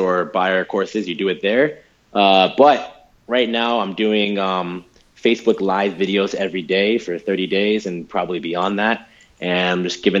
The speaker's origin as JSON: {"language": "English", "country": "United States", "said": "I'm speaking just as an American"}